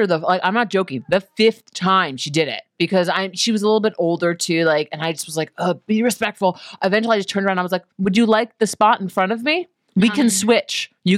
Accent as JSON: {"language": "English", "region": "New York", "country": "United States", "said": "I'm from New York."}